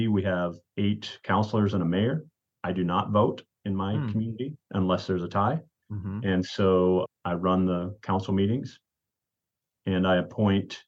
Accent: South Dakota, United States; now in Hermiston, United States; I grew up in South Dakota. That's where I was born.

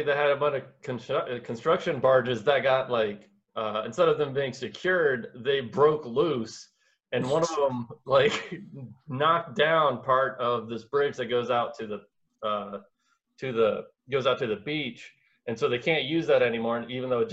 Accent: Pensacola, Florida, United States; moved away; A hurricane hit my hometown

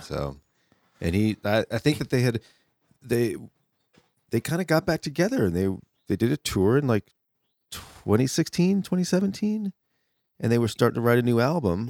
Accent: Connecticut, United States; I was growing up in Connecticut

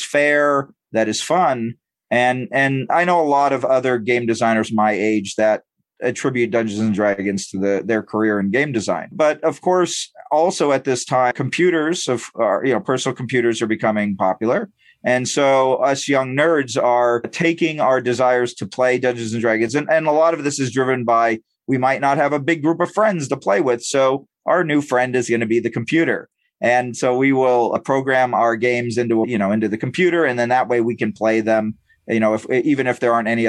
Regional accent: San Diego, California, United States; I grew up in San Diego and I went to Comic-Con every year

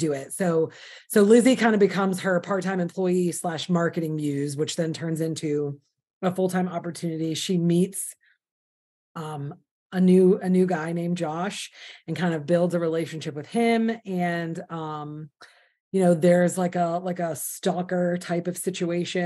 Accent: the North, United States; now in the South, United States; I was too a Yankee. I live in the South now, but I'm from the North

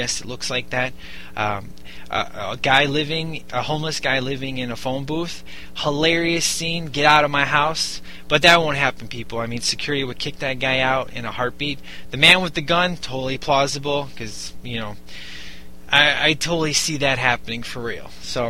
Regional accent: Chicago, Illinois, United States; Now, I'm from Chicago. I'm from the south side of Chicago, so I know how things are and are not

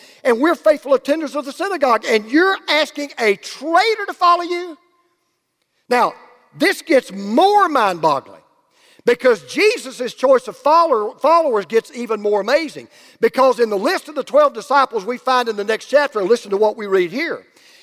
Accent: Oakwood, Georgia, United States; I was born in Oakwood, Georgia

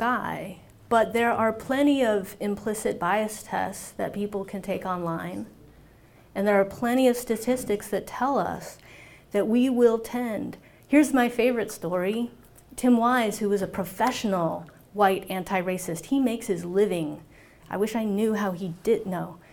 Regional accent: Orange County, California, United States; I grew up in Orange County, California

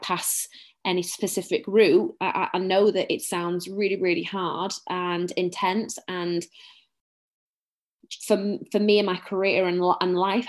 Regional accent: Bolton, North West England, United Kingdom; accent: Bolton, very northern; I'm very, very northern. Very northern

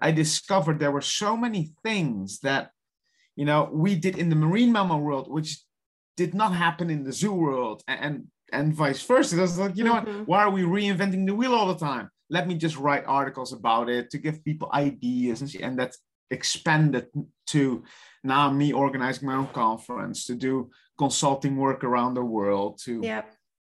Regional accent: Netherlands; English is a second language; moved away; I'm from the Netherlands on the far south, which nobody knows, but it's along the ocean side.

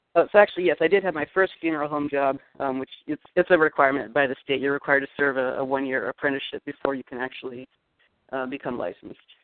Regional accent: Eugene, Oregon, United States; Eugene, Oregon, little university town.

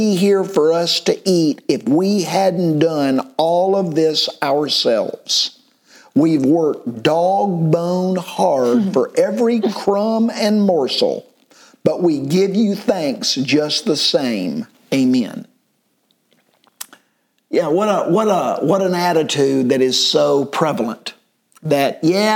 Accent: United States; as an American

